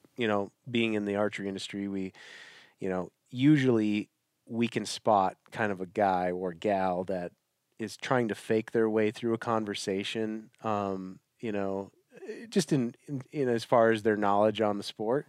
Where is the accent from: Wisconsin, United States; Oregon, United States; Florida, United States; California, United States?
Wisconsin, United States; I'm from Wisconsin